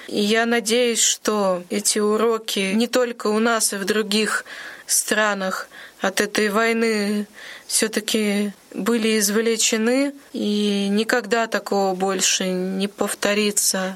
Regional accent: Monchegorsk, Murmansk Oblast, Russia; also born or lived in Volokolamsk; now in Ulyanovsk, Russia; Я приехала в Ульяновск из города Манчегорска. Это Мурманская область. Я там родилась.

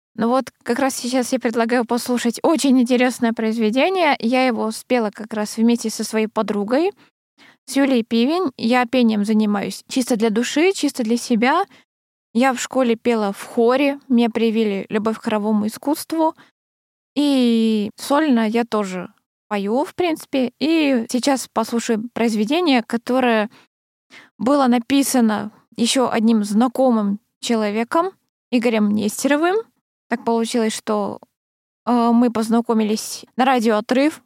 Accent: Krasnoyarsk, Krasnoyarsk Krai, Russia; moved away; я же раньше э, в детстве училась в Красноярской школе сначала

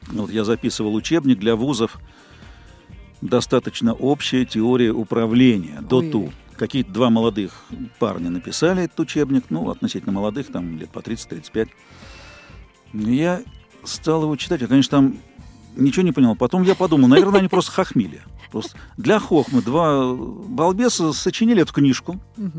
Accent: Moscow, Russia; родился в Москве в далеком 54 году. Садик, школа, институт

